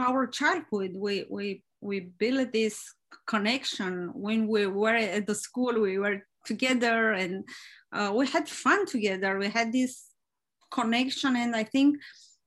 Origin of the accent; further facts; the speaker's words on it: Romania; moved away; I'm from Romania and I grew up there